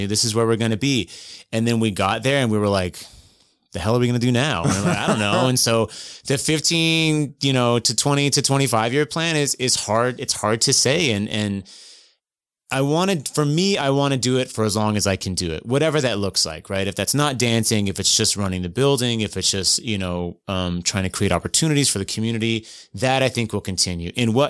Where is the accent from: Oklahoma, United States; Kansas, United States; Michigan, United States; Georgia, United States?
Kansas, United States; Clay Center; born there; also born or lived in North Carolina / Germany; I was born in Kansas, of all places.